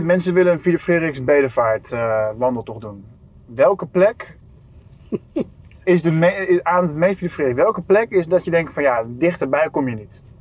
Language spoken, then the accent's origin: Dutch; Germany; moved away; Ik ben in Duitsland geboren opgegroeid